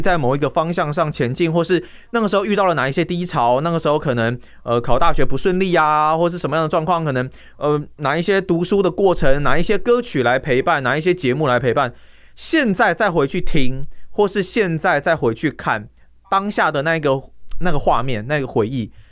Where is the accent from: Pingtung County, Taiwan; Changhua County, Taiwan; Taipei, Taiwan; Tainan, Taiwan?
Tainan, Taiwan; 身为台南人哦，嗯。连五分钟的便利商店我都要骑机车了